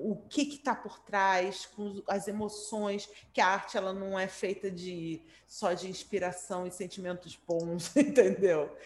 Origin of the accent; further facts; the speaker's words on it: Brazil; eu, como brasileira